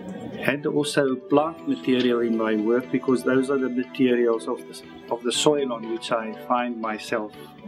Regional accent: Johannesburg, Gauteng, South Africa; I'm from Johannesburg, South Africa

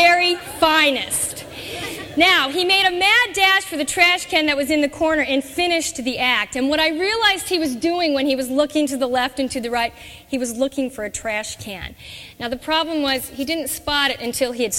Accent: Orange, California, United States; now in Chicago, United States; I grew up in Southern California. I grew up in the city of Orange

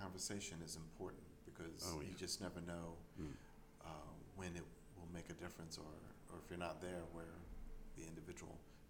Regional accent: Atlantic City, New Jersey, United States; moved away; My hometown. Born and raised, yes.

